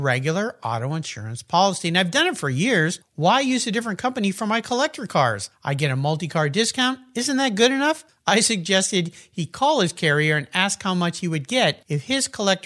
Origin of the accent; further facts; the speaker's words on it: Southern California, United States; I grew up in Southern California in a house with a garage